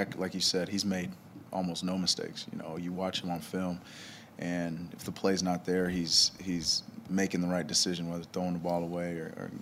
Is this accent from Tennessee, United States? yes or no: no; Texas, United States; moved away; I'm from Texas, went to school there